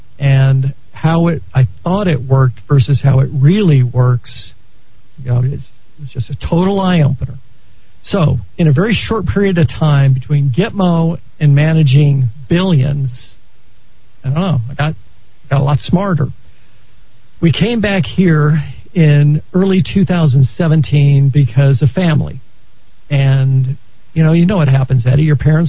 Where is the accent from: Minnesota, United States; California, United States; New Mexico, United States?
New Mexico, United States; I was raised here in New Mexico, and I'm a Valley High School graduate.